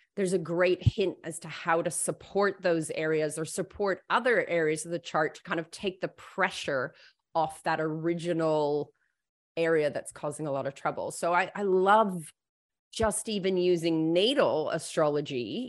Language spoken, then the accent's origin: English; United States; now in Australia; I'm American-born, um, but I've lived all my adult life in Australia.